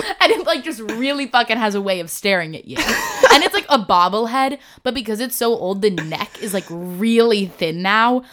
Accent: Nyack, New York, United States; moved away as an adult; I'm from Nyack

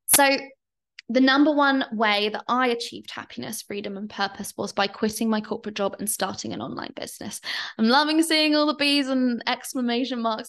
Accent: London, United Kingdom; moved away as an adult; now in Bali, Indonesia; I'm British, I'm Londoner

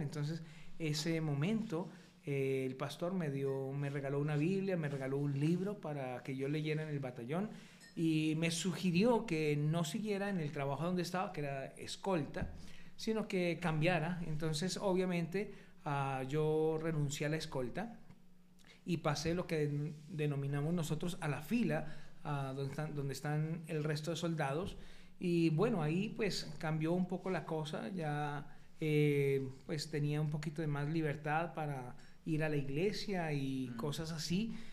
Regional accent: Colombia; moved away; a los 18 años decido irme para el ejército en Colombia, en mi país

